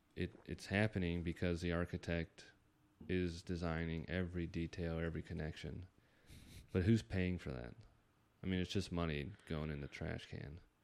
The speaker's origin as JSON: {"language": "English", "region": "Northern Virginia", "country": "United States", "moved": "yes", "lives_now": "San Diego, United States", "said": "I'm from the East Coast"}